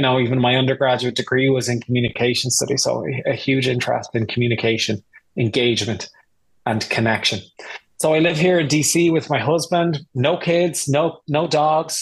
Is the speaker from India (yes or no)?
no; Ireland; moved away as an adult; also born or lived in United Kingdom / Germany / Washington, D.C.; now in United States; I'm Irish. I grew up in Ireland